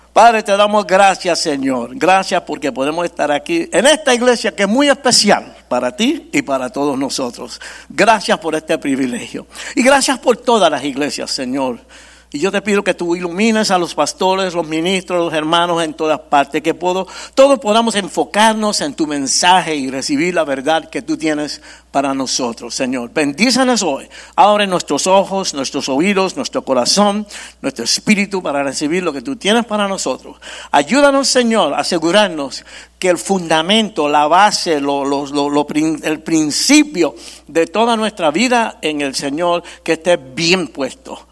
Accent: New York, United States; Yo nací y me crié en Nueva York

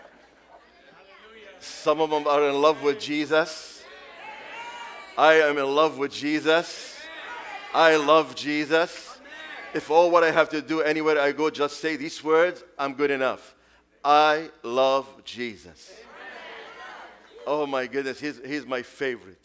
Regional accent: Beirut, Beirut Governorate, Lebanon; English is a second language; now in United States; I was 17. That's many years ago. Many, many years ago. When this brother missionary came to the streets of Beirut and invited me to go to Sunday school

